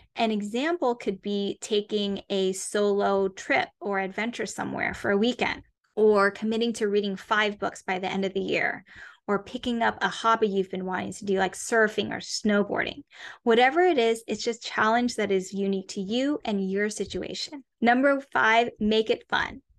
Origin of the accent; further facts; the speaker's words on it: Atlanta, Georgia, United States; moved away; also born or lived in New York City; I was born and raised in the suburbs of Atlanta, Georgia